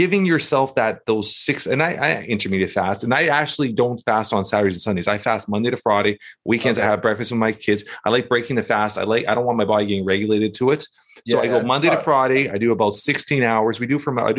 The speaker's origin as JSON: {"language": "English", "country": "Canada", "said": "I'm from Canada and we're cold."}